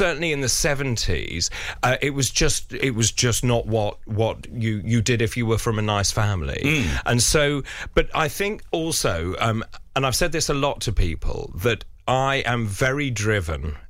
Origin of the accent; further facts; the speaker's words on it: London, United Kingdom; when I was growing up in London